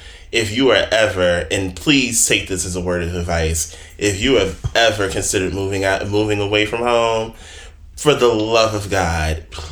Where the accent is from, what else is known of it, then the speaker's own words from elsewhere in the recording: Newark, New Jersey, United States; moved away as an adult; now in Brooklyn, United States; I am from North New Jersey, Brick City. I am from South Ford, better known as Weekway section of North, okay? Born and raised